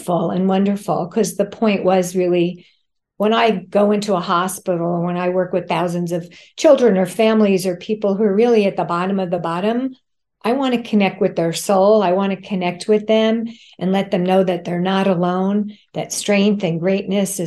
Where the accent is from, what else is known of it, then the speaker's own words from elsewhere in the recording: suburban New Jersey, United States; now in New York City, United States; a Jewish girl who grew up in a very close-knit, loving family in suburban New Jersey